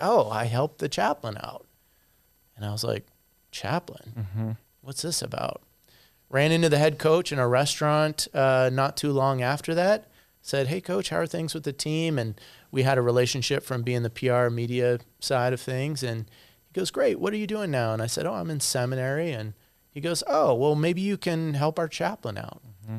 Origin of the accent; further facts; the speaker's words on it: Arizona, United States; also born or lived in Colorado / Michigan / Chicago; Actually I'm a native of Colorado, but I grew up in Arizona, Michigan.